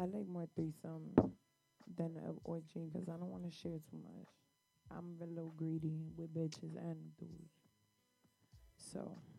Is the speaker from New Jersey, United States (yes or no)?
yes; New Jersey, United States; I'm from Jersey, girl. Jersey.